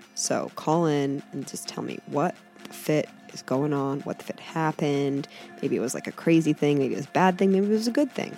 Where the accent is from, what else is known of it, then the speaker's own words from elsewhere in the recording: Northeast Ohio, United States; moved away; I was from Northeast Ohio